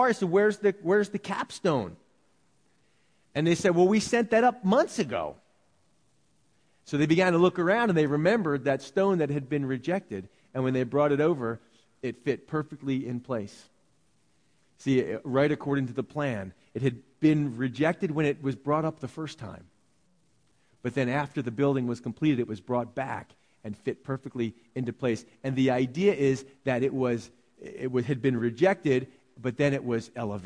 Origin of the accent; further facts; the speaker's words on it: United States; we're American